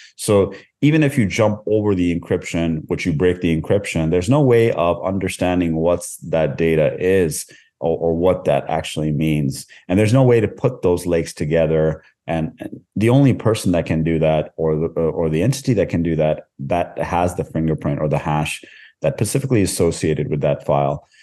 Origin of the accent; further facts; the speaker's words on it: Canada; moved away as an adult; also born or lived in India; now in Norway; I was born in India. Uh, I grew up most of my life in Canada. Uh, I, uh, currently reside in, in Norway